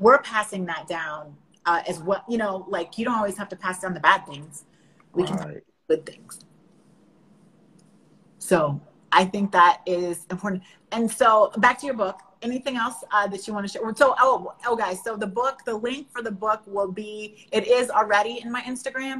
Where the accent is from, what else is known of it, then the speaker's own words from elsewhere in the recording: Northern Virginia, United States; Did you know I was from Northern Virginia? I'm from outside of DC.